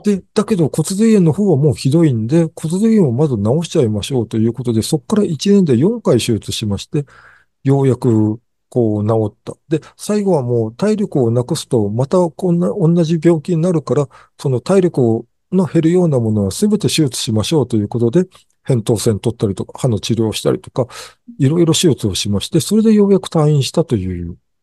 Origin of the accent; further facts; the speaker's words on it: Japan; せっかく日本に生まれたのに